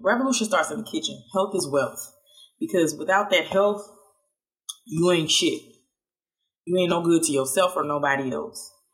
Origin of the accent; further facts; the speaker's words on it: Statesboro, Georgia, United States; now in Washington, D.C., United States; people in my hometown where I'm originally from, F. Statesboro, Georgia